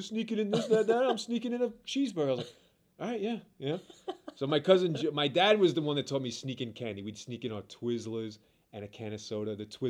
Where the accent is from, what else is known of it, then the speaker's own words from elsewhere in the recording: New York City, New York, United States; Brooklyn, New York, baby.